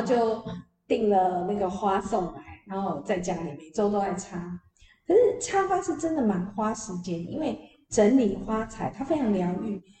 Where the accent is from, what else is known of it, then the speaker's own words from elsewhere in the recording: Yingge, New Taipei, Taiwan; 我们老家英歌